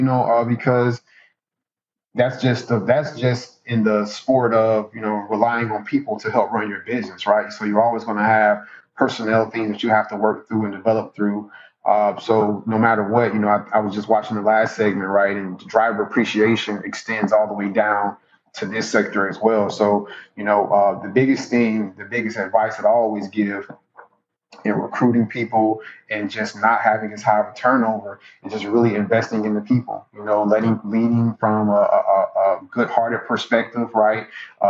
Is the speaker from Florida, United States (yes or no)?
yes; Jacksonville, Florida, United States; He's in Duval now. I wish him the absolute best because he is leading a team that, you know, my hometown team.